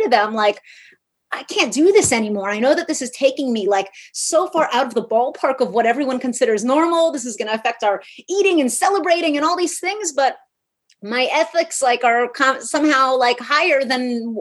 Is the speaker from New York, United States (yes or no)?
yes; New York City, New York, United States; I'm from New York City